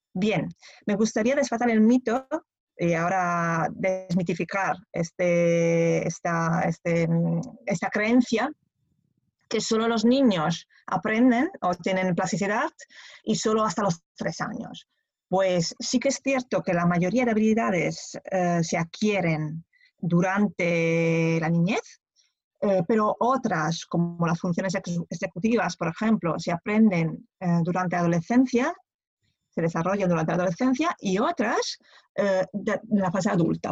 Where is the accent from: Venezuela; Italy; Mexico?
Italy; Spanish is a second language; moved away as an adult; also born or lived in Pisa, Italy; now in Barcelona, Spain; soy italiana